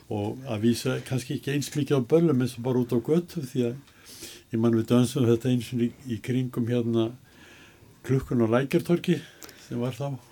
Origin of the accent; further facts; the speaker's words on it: Reykjavík, Capital Region, Iceland; also born or lived in Sweden; ég fættur og upp alveg í Reykjavík